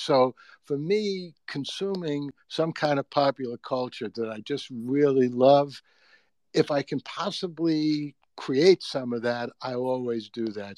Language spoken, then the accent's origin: English; New York City, New York, United States; I grew up in the Bronx